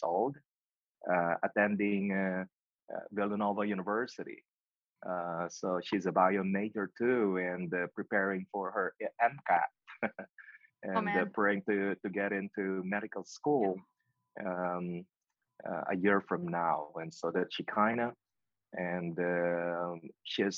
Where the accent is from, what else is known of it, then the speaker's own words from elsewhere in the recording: Philippines; moved away as an adult; also born or lived in Pennsylvania, United States; now in Nashville, United States; my hometown